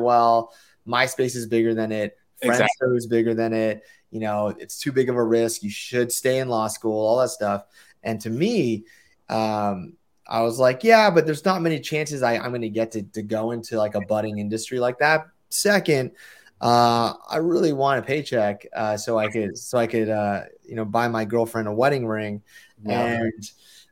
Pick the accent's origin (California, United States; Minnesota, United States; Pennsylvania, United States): California, United States; San Francisco Bay Area; also born or lived in Hawaii; I'm from the Bay Area